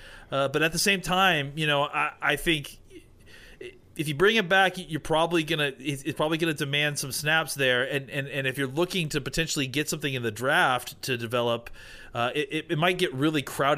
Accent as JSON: {"language": "English", "town": "Auburn", "region": "Alabama", "country": "United States", "said": "I'm from Auburn, I went to school at Auburn, so I've been aware of him."}